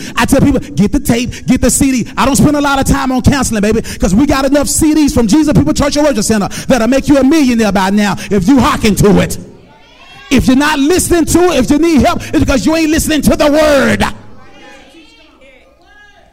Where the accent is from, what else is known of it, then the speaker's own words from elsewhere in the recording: Memphis, Tennessee, United States; I grew up in Orange Mound